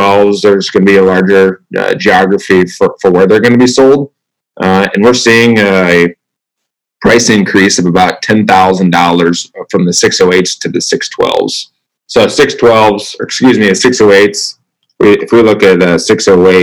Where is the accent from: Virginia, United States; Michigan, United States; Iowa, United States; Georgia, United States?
Iowa, United States; Southeast; Southeast Iowa. It's actually where I grew up